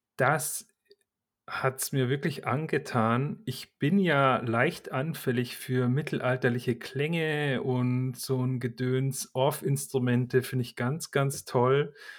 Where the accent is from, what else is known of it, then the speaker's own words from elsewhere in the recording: Bavaria, Germany; ich komme ja aus Bayern